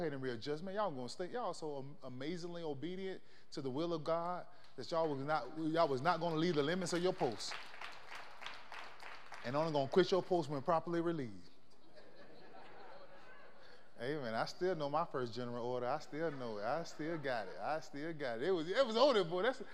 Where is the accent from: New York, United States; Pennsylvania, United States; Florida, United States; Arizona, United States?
Florida, United States; now in El Paso, United States; I'm from Florida